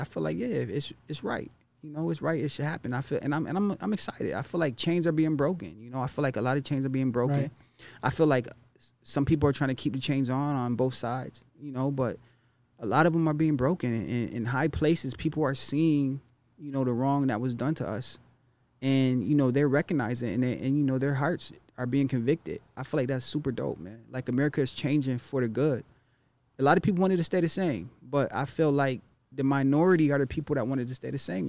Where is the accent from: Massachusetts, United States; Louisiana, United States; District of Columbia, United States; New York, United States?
New York, United States; Syracuse; now in Florida, United States; my hometown